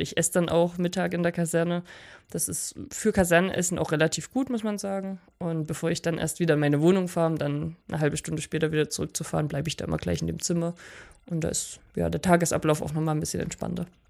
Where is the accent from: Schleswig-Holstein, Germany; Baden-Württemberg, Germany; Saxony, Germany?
Saxony, Germany; Oberwiesenthal; now in Oberhof, Germany; Zu Hause hier in Oberwiesenthal